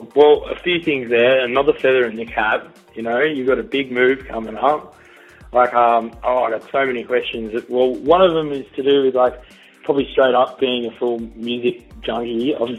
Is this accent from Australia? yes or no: yes; Melbourne, Victoria, Australia; now in Sydney, Australia; I'm being from Melbourne